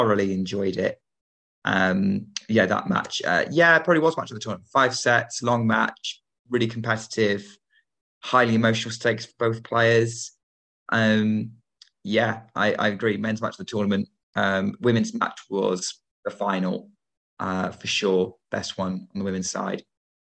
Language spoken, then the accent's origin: English; United Kingdom; as a Brit